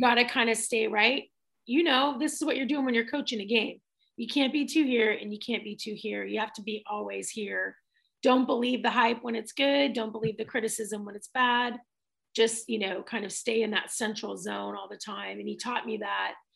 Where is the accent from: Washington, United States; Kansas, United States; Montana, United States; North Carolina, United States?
Washington, United States; Tacoma; also born or lived in San Diego, California; my dad decided to move us from San Diego to Tacoma, Washington